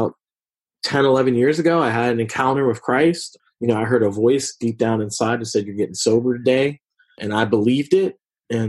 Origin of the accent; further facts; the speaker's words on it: Philadelphia, Pennsylvania, United States; I grew up in West Philadelphia.